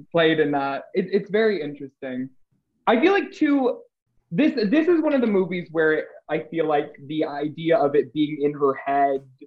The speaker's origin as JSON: {"language": "English", "town": "Peoria", "region": "Illinois", "country": "United States", "said": "I'm from Peoria"}